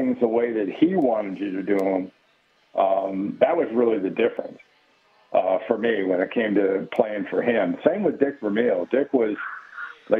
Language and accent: English; Los Angeles, California, United States; I grew up in the San Fernando Valley in L.A.